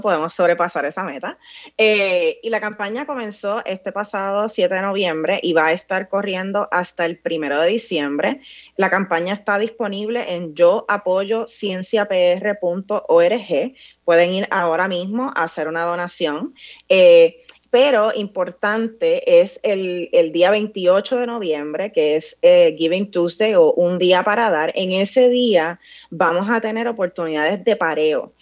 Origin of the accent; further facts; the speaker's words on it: Vega Alta, Puerto Rico; yo me crié eh, en un campo en Puerto Rico, yo soy de Vega Alta